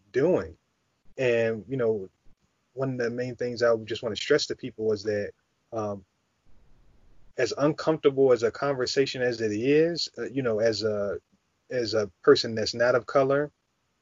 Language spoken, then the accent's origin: English; United States; what it is to be Black, you know, growing up in America